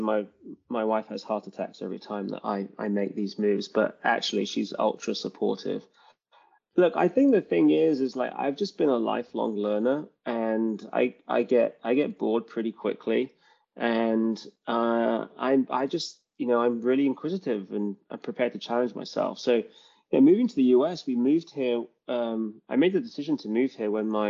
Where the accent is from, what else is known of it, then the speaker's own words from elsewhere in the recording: London, United Kingdom; moved away as an adult; now in Bay Area, United States; I love London. It's like really my hometown